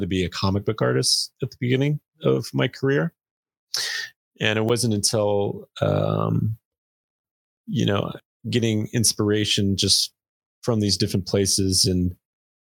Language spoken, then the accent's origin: English; Glendale, California, United States; I grew up in Glendale too, grew up in LA.